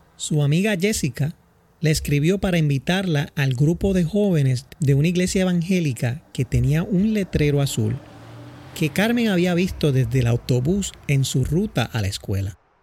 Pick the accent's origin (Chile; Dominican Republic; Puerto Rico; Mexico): Puerto Rico; San Juan; also born or lived in Villa Prades, Puerto Rico; now in Boston, United States; Nací en Santurce, Puerto Rico, en un hogar humilde